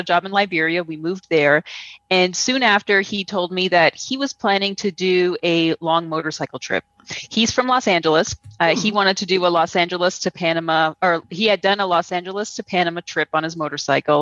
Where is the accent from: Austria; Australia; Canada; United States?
Canada; Toronto, Ontario; moved away as an adult; now in Guatemala; I'm from Toronto. I grew up in Toronto.